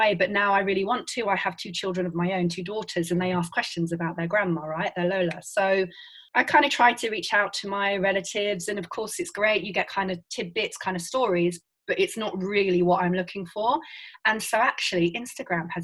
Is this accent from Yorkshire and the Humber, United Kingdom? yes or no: no; London, United Kingdom; I was born in London